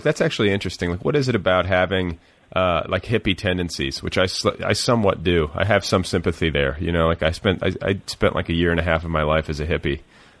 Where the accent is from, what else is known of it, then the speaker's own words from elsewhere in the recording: Cedarburg, Wisconsin, United States; I grew up in Cedarburg.